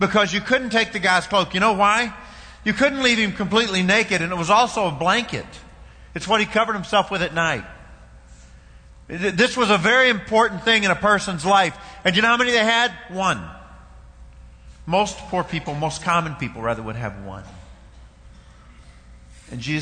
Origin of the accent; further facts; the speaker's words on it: Kentucky, United States; I know I'm from Kentucky, but where I'm from